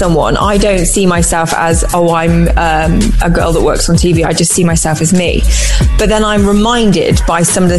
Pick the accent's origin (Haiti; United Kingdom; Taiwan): United Kingdom; Oxford, South East England; now in London, United Kingdom; I'm from Oxford, moved to London, that's it.